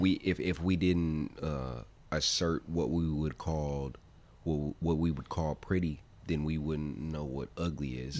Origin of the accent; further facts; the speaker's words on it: United States; us being American